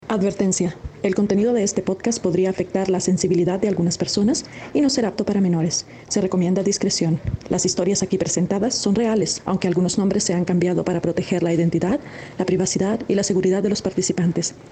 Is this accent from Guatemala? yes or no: yes; Guatemala; He vivido en Guatemala toda mi vida